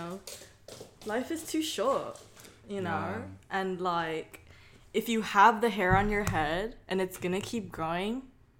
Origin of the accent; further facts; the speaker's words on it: Torrance, California, United States; Literally, I was born in Torrance, California.